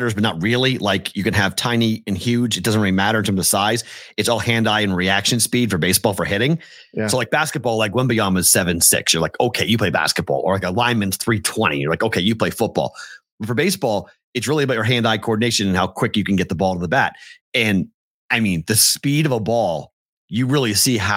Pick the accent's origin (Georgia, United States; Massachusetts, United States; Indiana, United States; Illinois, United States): Massachusetts, United States; now in Las Vegas, United States; I came from a baseball town, my town has won multiple state championships in Mass.